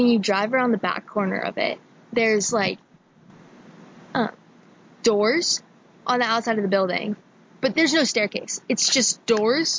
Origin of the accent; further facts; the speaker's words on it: Atlanta, Georgia, United States; Growing up in Buckhead